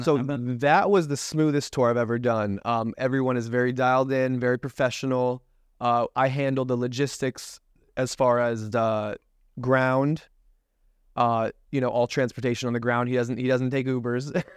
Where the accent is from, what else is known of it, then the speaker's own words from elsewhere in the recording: Tampa, Florida, United States; grew up in Tampa, Florida